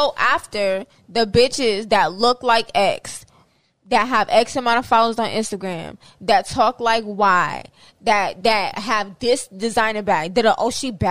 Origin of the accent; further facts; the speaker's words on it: New York, United States; now in Florida, United States; I'm from New York